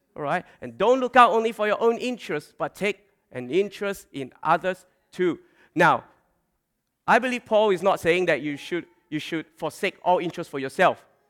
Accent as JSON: {"language": "English", "country": "Malaysia", "tie": "born or raised there", "moved": "yes", "lives_now": "Australia", "said": "growing up in Malaysia, and also when we came to, came to Australia"}